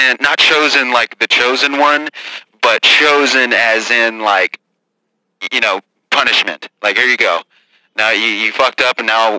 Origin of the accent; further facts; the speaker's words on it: St. Louis, Missouri, United States; I grew up in St. Louis, Missouri.